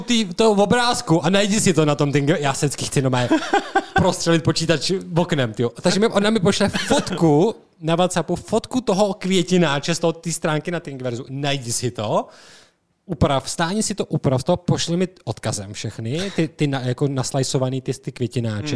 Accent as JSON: {"language": "Czech", "country": "Czechia", "said": "my jsme Češi"}